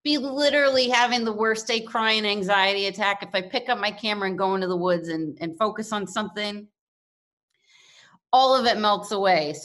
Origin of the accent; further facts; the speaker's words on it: Kentucky, United States; moved away; also born or lived in New York City; I'm from Kentucky